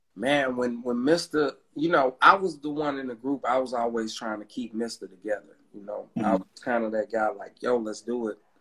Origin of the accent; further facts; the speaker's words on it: Atlanta, Georgia, United States; I'm from Atlanta, Georgia